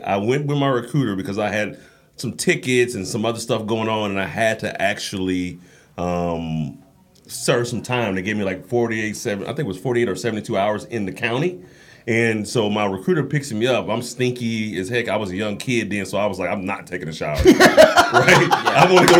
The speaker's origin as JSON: {"language": "English", "town": "Kansas City", "region": "Missouri", "country": "United States", "said": "Kansas City, Missouri."}